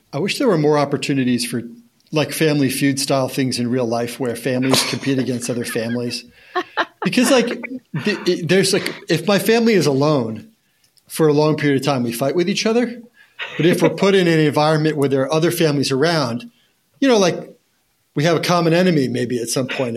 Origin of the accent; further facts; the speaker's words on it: Monmouth County, New Jersey, United States; I grew up in Monmouth County, New Jersey